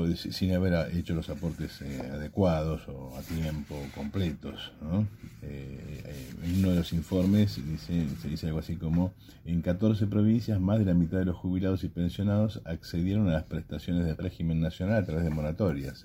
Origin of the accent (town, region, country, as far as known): Argentina